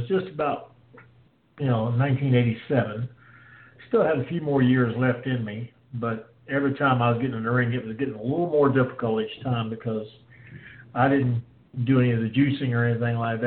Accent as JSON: {"language": "English", "town": "Salisbury", "region": "North Carolina", "country": "United States", "tie": "born or raised there", "also_born_or_lived": "Kings Mountain, North Carolina", "said": "had a chance to coach wrestling at a high school in my hometown. So I went back to Salisbury"}